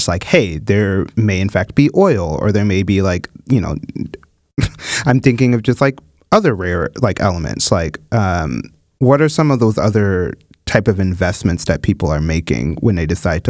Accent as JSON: {"language": "English", "region": "Midwest", "country": "United States", "said": "because I am from the Midwest and, you know, the Rust Belt is very close."}